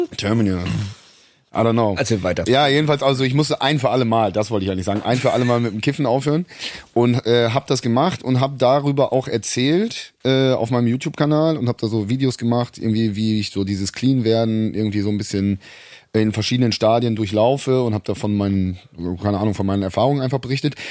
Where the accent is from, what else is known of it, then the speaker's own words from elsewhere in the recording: Rhineland, Germany; moved away; also born or lived in Munich; ich bin ja im Rheinland zur Schule gegangen